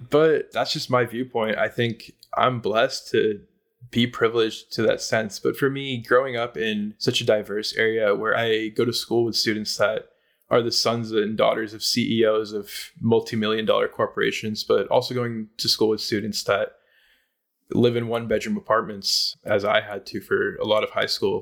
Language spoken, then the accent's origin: English; Silicon Valley, California, United States; growing up in the Silicon Valley